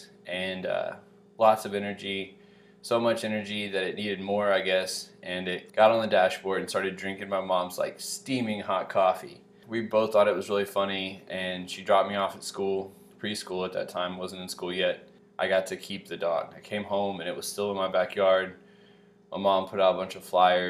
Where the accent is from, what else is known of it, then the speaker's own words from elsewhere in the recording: Little Rock, Arkansas, United States; we grew up on Saxony Circle in Southwest Little Rock, also known as S-Dub